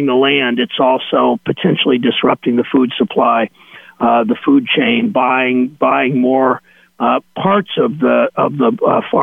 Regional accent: Mansfield, Ohio, United States; where I grew up in Mansfield

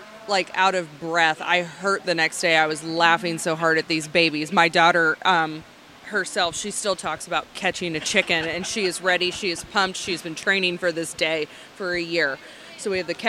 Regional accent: Butler County, Ohio, United States; growing up as a child, we traveled from Butler County up to the Hancock County Fair

